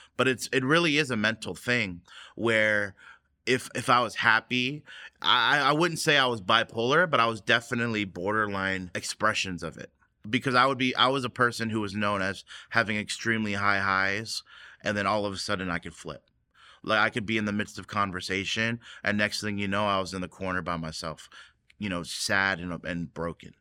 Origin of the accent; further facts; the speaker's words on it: United States; growing up in the American church, now it was a Korean church, but it was an American society